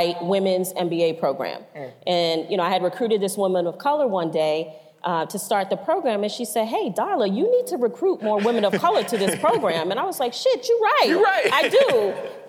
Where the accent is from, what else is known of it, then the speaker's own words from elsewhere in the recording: Cambridge, Massachusetts, United States; growing up in Cambridge, you know, being raised by a single parent, growing up in the projects